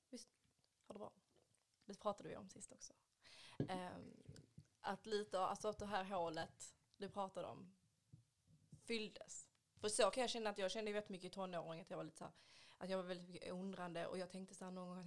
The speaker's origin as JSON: {"language": "Swedish", "country": "Haiti", "lives_now": "Sweden", "said": "oh, Gud, jag är från Haiti"}